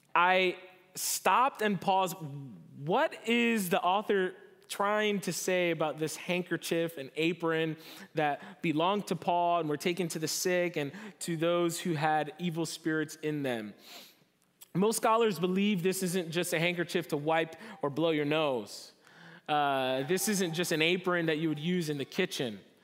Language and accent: English; New Jersey, United States; moved away as an adult; now in Southern California, United States; I'm from New Jersey, East Coast, born and raised.